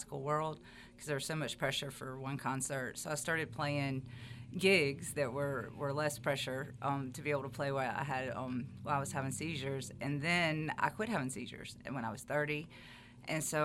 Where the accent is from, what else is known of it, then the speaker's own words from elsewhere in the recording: Meridian, Mississippi, United States; I was born and raised in Meridian, and I grew up being taught by all the wonderful people here in Meridian.